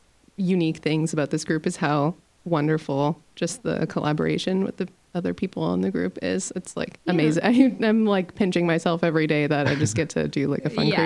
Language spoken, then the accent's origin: English; Waterloo, Ontario, Canada; moved away as an adult; now in Kingston, Canada; And I actually grew up in Waterloo and then moved to Kingston about 5-6 years ago or so.